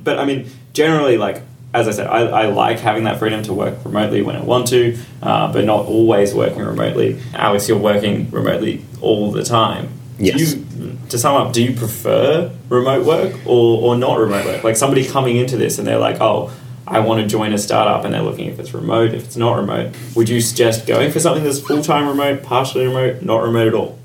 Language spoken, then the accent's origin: English; Australia; now in London, United Kingdom; I'm Australian, as is Brad. Like I've been able to go back to Australia